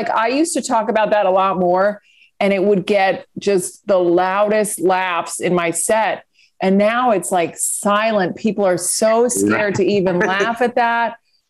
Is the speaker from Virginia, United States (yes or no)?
yes; Fairfax, Virginia, United States; moved away; I grew up in Fairfax